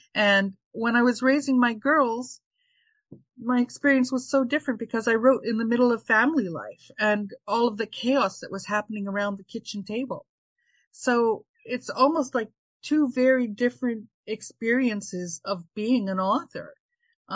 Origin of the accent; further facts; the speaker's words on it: Ontario, Canada; moved away as an adult; also born or lived in Toronto; now in Charlottetown, Newfoundland, Canada; I was born in Ontario. I lived there most of my life, but I moved to the eastern coast of Newfoundland in December 2020